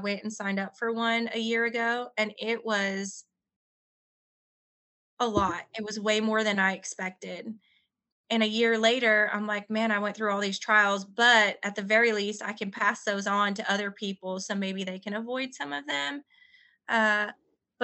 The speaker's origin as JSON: {"language": "English", "region": "New York", "country": "United States", "moved": "yes", "lives_now": "Arkansas, United States", "said": "I'm a female. I'm from New York"}